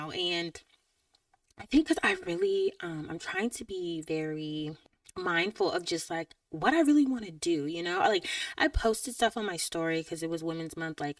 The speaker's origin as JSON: {"language": "English", "region": "Georgia", "country": "United States", "said": "I'm from Georgia"}